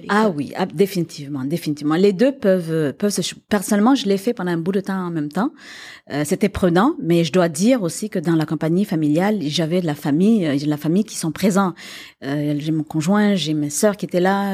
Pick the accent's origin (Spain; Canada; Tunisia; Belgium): Canada; Quebec; moved away as an adult; also born or lived in Africa / Paris; moi j'ai grandi au Québec, ici, et que je suis partie, que je suis revenue